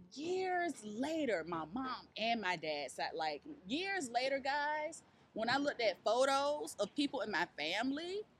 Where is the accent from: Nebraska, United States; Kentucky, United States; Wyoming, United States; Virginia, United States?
Virginia, United States; Virginia. Originally, North Virginia 757.